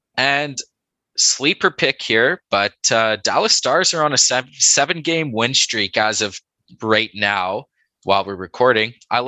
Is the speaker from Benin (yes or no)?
no; Canada; we're Canadian